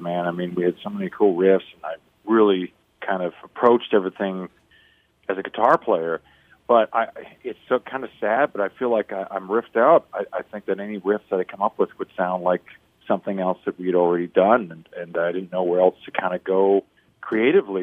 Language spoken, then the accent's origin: English; Vancouver, British Columbia, Canada; I'm from Vancouver